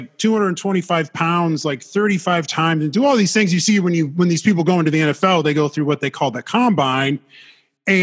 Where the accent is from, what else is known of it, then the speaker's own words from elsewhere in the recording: Des Moines, Iowa, United States; moved away as an adult; I'm from Iowa, central Iowa, Des Moines area